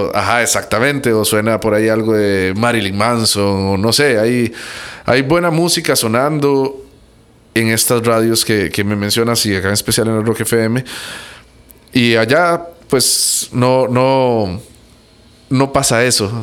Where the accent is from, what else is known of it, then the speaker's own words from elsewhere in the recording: Costa Rica; yo soy tico, pero soy centroamericano.